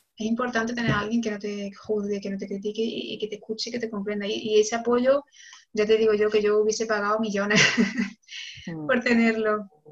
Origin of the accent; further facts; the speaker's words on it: Córdoba, Andalusia, Spain; moved away as an adult; also born or lived in Barcelona / Senegal; ahora mismo vivo en, Córdoba, que es mi ciudad natal.